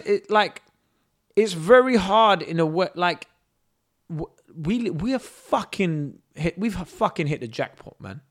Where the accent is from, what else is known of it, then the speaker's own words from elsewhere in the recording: London, United Kingdom; also born or lived in Kurdistan; we lived in Brixton and we moved to Streatham